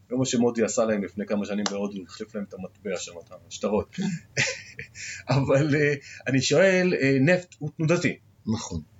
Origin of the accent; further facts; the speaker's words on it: Israel; אנחנו ישראלים